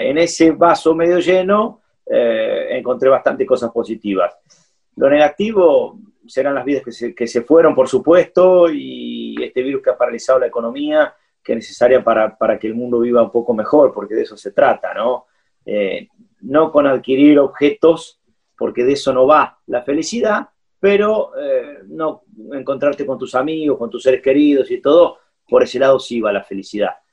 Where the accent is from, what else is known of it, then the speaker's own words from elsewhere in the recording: Argentina; also born or lived in Curitiba, Brazil; Nos sentimos siempre argentinos, tenemos documentos argentinos